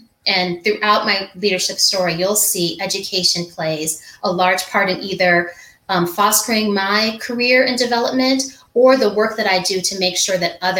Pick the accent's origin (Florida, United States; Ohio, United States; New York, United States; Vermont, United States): New York, United States; New York City; born there; My story begins, I was born in the Bronx, New York, and some people know that.